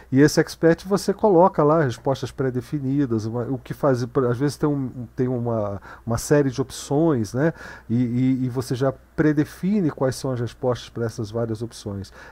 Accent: Rio de Janeiro, Brazil; É que eu sou carioca das antigas.

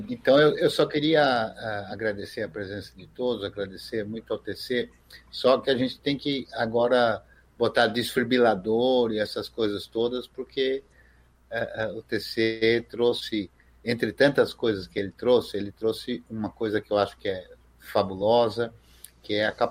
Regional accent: Brazil; eu sou brasileiro e eu sou branco, né?

